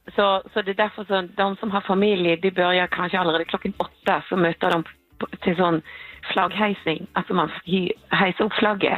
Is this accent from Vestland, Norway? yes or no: yes; Bergen, Vestland, Norway; Bergen, det är ju min hemstad